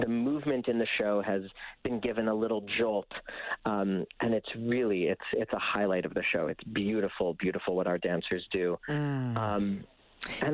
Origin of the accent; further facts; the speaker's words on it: Winnipeg, Manitoba, Canada; moved away as an adult; also born or lived in Boston / New York; growing up in Winnipeg